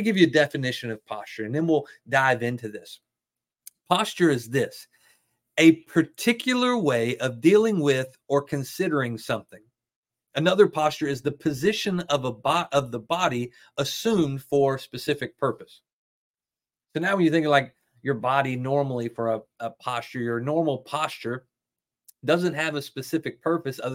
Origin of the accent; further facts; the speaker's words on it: the South, United States; I'm from the South